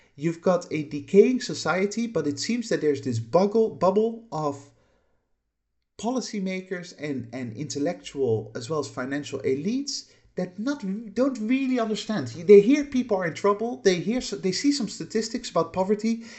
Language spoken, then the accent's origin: English; Netherlands; moved away as an adult; also born or lived in United Kingdom; I, I haven't lived in the Netherlands for, uh, roughly twenty-six years now. Um, I lived there for the first eighteen years of my life